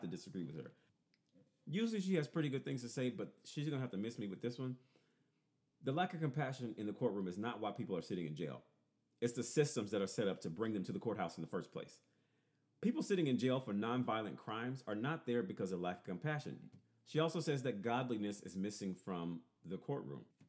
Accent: Louisiana, United States; I am definitely from Louisiana

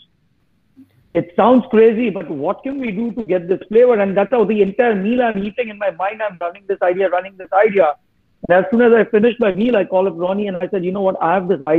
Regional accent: Mumbai, Maharashtra, India; moved away as an adult; also born or lived in Delhi; now in United States; I'm from Mumbai.

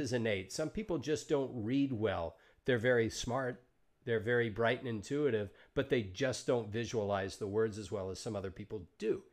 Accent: Deep South, United States; I grew up in the Deep South

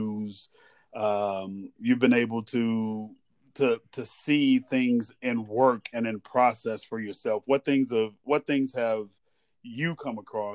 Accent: United States; also born or lived in Hawaii; as an American

